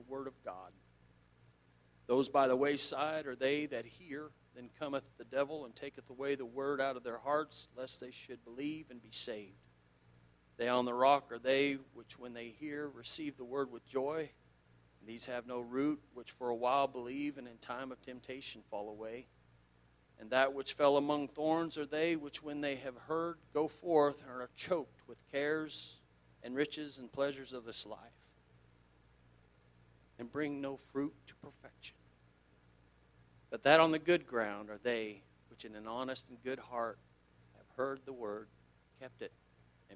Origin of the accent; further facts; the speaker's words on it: South Central Kansas, United States; I grew up in South Central Kansas